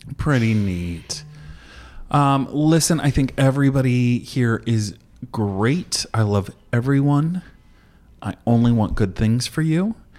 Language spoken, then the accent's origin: English; Indiana, United States; I'm from Indiana